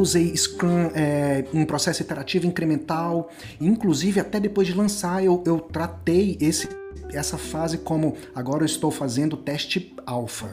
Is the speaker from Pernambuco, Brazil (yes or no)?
no; interior of Goiás, Brazil; educação do, do, do assim, interior, é, escola pública no interior do Goiás